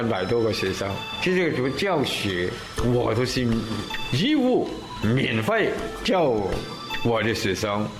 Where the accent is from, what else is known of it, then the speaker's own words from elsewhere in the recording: Dongxing, Guangxi, China; 我们的祖先也从越南那边迁过来的嘛，来到京族三岛开发京族三岛五百多年了。